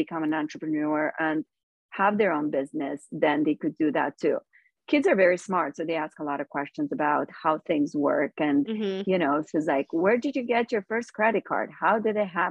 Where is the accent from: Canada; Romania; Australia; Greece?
Romania; moved away as an adult; now in United States; I'm from Romania and I grew up with nothing.